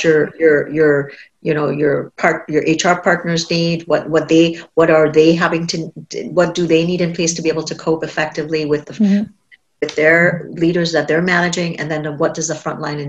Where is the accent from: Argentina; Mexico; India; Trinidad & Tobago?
Trinidad & Tobago; moved away; I grew up in Trinidad